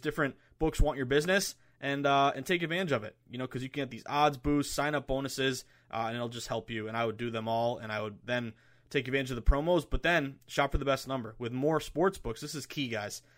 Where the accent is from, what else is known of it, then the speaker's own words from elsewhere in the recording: Massachusetts, United States; Massachusetts, my home state